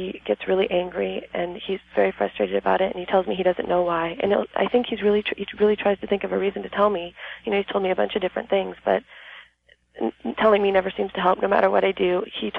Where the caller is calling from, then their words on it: El Cajon, California, United States; From El Cajon, San Diego area.